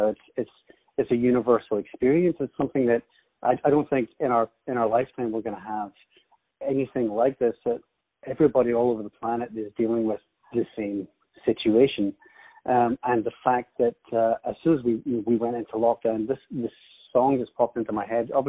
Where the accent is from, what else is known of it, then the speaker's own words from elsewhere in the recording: Scotland, United Kingdom; also born or lived in Ireland / New York; I was actually born in Ireland, and then I spent some time growing up in New York. Um, and then, m- because my father moves around a lot with his work, we ended up in Scotland. So I've actually lived in Scotland most of my life.